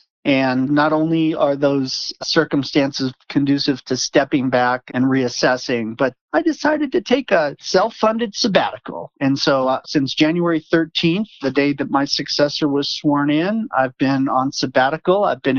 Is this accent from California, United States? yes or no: yes; California, United States; moved away as an adult; now in Colorado, United States; I grew up in California, but I loved Colorado, went to university here, and kept trying to figure a way to get back.